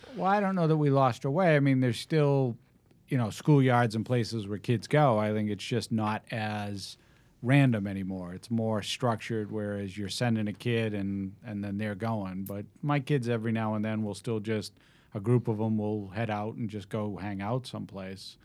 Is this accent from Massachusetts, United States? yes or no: yes; Needham, Massachusetts, United States; now in Westwood, United States; I grew up in Needham.